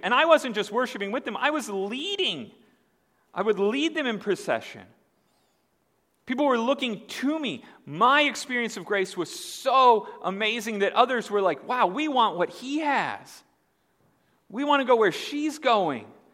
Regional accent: Indiana, United States; moved away; I'm from Indiana. I call it pop. I moved here and I found out people here don't call it pop

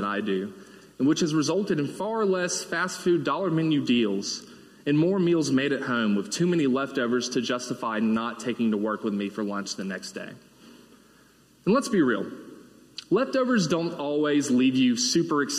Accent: Mississippi, United States; moved away as an adult; also born or lived in Oxford, Mississippi; now in Birmingham, United States; I've been born and raised in Mississippi

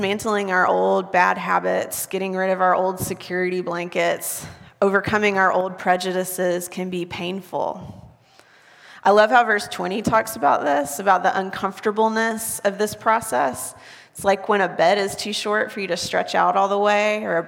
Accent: the South, United States; now in Waco, United States; I'm from the South where it rains.

